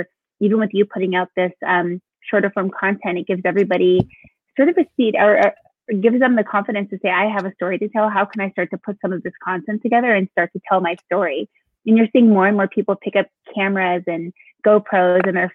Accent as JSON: {"language": "English", "region": "California", "country": "United States", "said": "I'm from sunny California"}